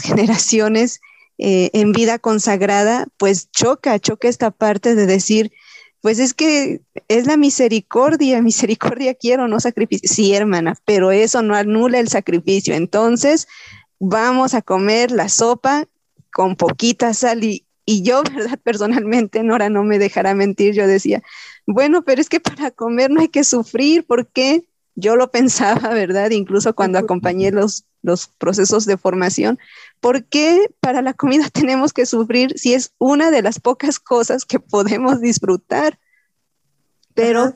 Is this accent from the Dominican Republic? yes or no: no; Mexico; tenemos como cultura mexicana